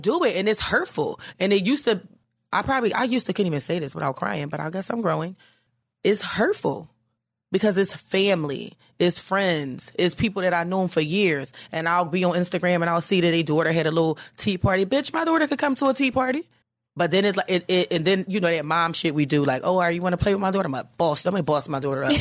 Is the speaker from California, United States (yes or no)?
no; Philadelphia, Pennsylvania, United States; now in New York, United States; I'm from Philly